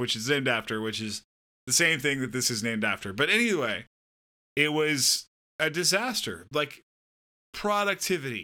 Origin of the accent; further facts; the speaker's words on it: Southern California, United States; moved away; I'm from Southern California.